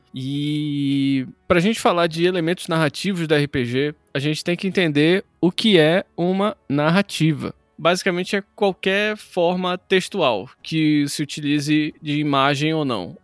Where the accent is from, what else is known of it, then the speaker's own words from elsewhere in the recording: North Region of Brazil, Brazil; nós somos nortistas